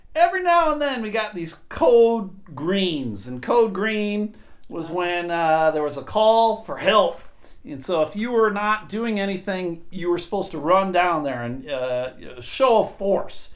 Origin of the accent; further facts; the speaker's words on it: Buffalo, New York, United States; where I grew up in Buffalo